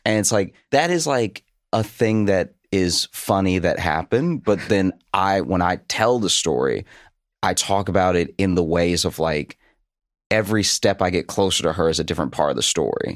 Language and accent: English; Louisiana, United States; moved away as an adult; also born or lived in Chicago; now in New York, United States; I grew up in Louisiana